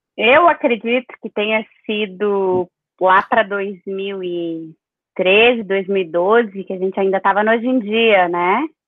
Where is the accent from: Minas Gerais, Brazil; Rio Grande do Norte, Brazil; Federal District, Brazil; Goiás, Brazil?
Minas Gerais, Brazil; Capelinha; moved away as an adult; also born or lived in São Paulo / Belo Horizonte; eu nasci, em Capelinha, me alfabetizei em São Paulo, porque a minha mãe se mudou para lá com meu padrasto, então eu morei um tempo em São Paulo e voltei para Capelinha, onde eu morei a maior parte do tempo, até ir para BH.